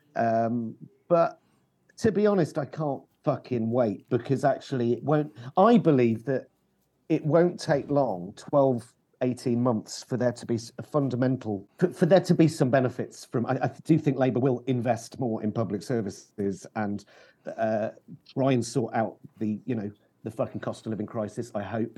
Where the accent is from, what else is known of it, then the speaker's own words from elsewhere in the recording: London, United Kingdom; as a Londoner